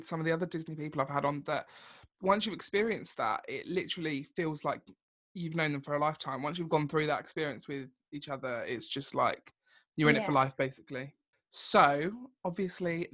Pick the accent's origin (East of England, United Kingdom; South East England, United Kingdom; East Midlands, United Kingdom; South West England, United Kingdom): East of England, United Kingdom; Essex; also born or lived in United States; we're both obviously from Essex